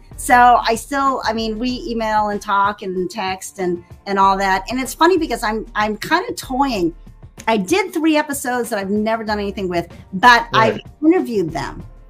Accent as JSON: {"language": "English", "region": "Texas", "country": "United States", "moved": "yes", "said": "very close to where I am from Texas."}